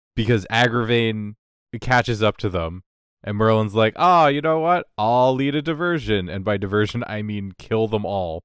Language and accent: English; Canada; as a Canadian